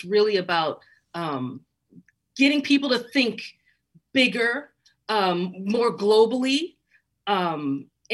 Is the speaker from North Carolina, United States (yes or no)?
no; Chicago, Illinois, United States; born or raised there